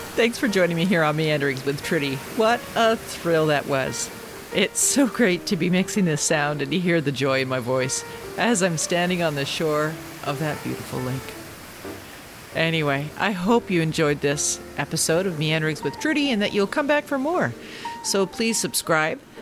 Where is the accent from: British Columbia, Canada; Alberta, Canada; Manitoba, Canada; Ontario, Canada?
Ontario, Canada; Kingston; I spent a number of years growing up in Kingston, Ontario